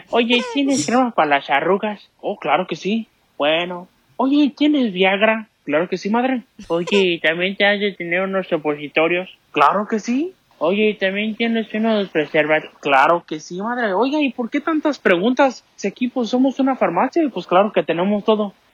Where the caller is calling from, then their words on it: Seattle, Washington, United States; aquí de Seattle y me quiero aventar un tiro